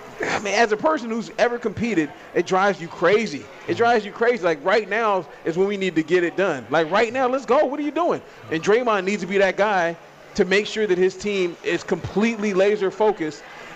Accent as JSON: {"language": "English", "town": "Oakland", "region": "California", "country": "United States", "tie": "born or raised there", "said": "I'm from the Bay. I was born in Oakland."}